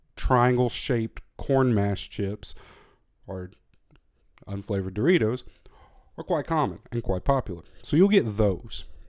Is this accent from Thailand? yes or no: no; the South, United States; moved away as an adult; now in Germany; I grew up in the South, in America.